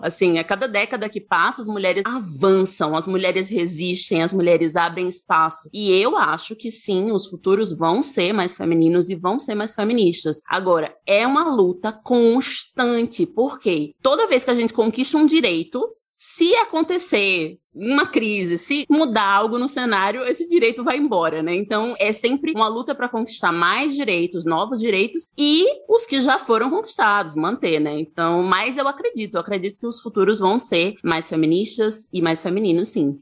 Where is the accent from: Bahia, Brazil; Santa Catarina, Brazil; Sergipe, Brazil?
Sergipe, Brazil; Aracaju; now in São Paulo, Brazil; eu moro em São Paulo, mas eu sou de Aracaju, sou de Sergipe